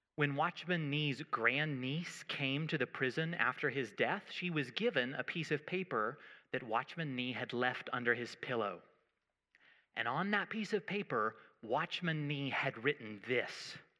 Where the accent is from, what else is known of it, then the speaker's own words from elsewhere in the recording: United States; I'm American